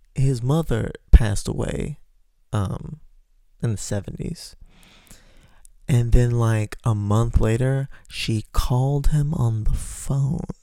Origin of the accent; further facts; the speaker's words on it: Texas, United States; moved away as an adult; Now I'm trying to get resettled in my hometown in Texas. That's where I'm from